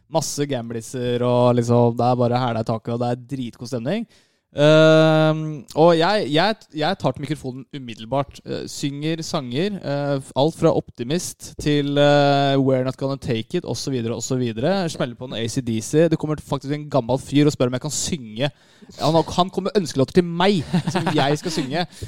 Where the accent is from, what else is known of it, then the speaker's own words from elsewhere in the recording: Lørenskog, Akershus, Norway; Jeg er fra Lørenskog